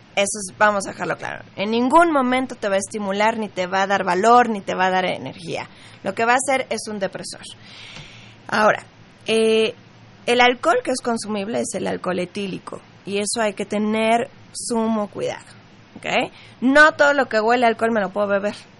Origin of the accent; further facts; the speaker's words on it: Mexico; en México, para empezar, somos fiesteros, somos latinos